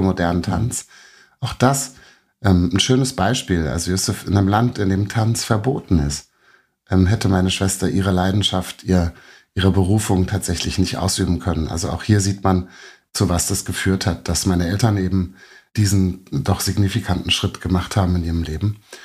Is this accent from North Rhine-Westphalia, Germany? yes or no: no; Berlin, Germany; moved away as an adult; also born or lived in New York; ich bin selber als Berliner